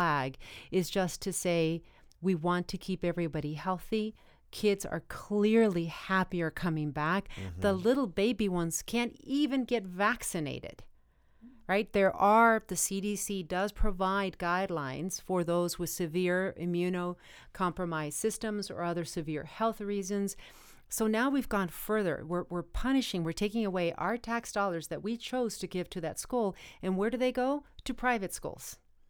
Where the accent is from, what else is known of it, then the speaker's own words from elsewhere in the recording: Arizona, United States; And in my home state of Arizona